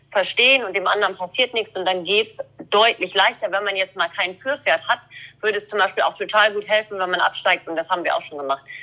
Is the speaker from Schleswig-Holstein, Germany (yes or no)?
yes; Schleswig-Holstein, Germany; Ich komme aus Schleswig-Holstein, hier ist immer alles unter Wasser.